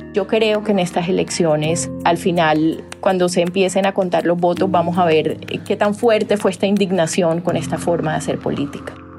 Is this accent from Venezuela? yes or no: no; Colombia